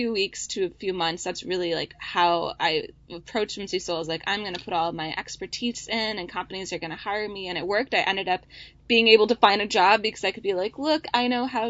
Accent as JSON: {"language": "English", "region": "Wisconsin", "country": "United States", "tie": "born or raised there", "also_born_or_lived": "Minnesota", "moved": "as an adult", "lives_now": "San Francisco, United States", "said": "My husband and I both grew up in Wisconsin, and I went to school in Minnesota"}